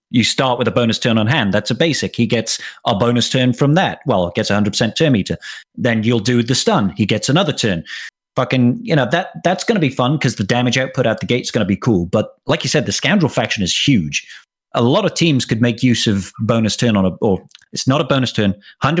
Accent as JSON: {"language": "English", "region": "Wales", "country": "United Kingdom", "said": "I'm Welsh"}